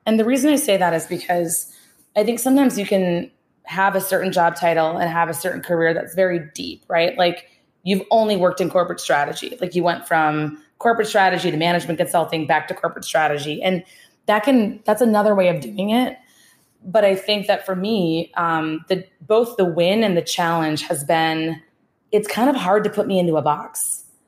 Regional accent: Minnesota, United States; accent: Midwest; moved away as an adult; also born or lived in Boston; being born and raised in Minnesota, uh, two houses down from a farm

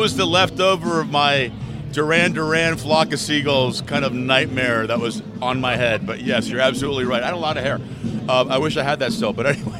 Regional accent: Miami, Florida, United States; I'm from Wechete. My first house was at 98 Place, 2132 Southwest 98 Place.

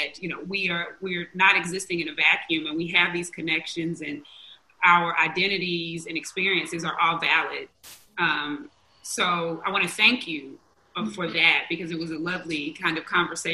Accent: Mississippi, United States; I was raised in Mississippi

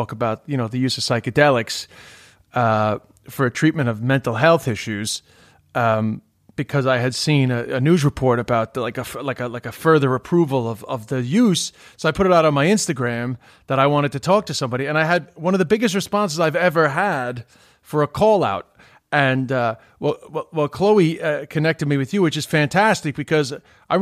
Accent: New York City, New York, United States; moved away; also born or lived in Ireland; I grew up in Queens with a lot of Greek guys

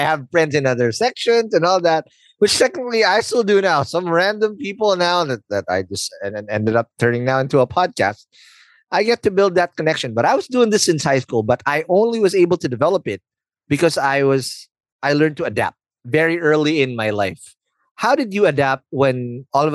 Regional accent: Philippines; being a Filipino

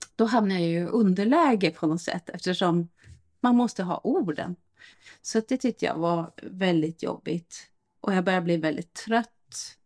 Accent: Norrland, Sweden; now in Stockholm, Sweden; norrlänning från början

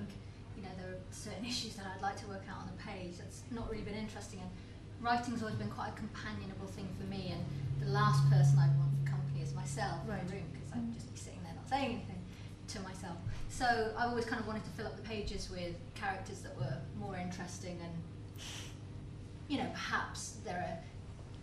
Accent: Lake District, North West England, United Kingdom; I come from the Lake District

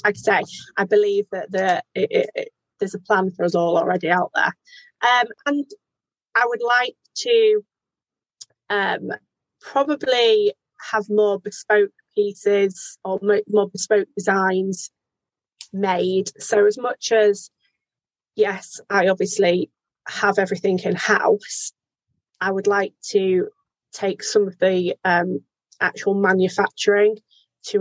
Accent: United Kingdom; our Britishness

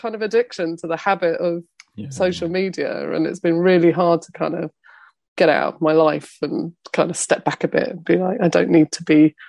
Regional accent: London, United Kingdom; I'm a Londoner

